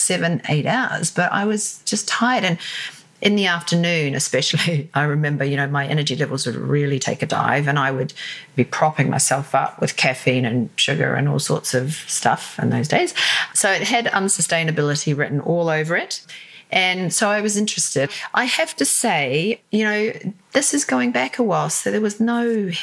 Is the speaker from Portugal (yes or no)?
no; New Zealand; moved away as an adult; also born or lived in Sydney, Australia; now in London, United Kingdom; I'm originally from New Zealand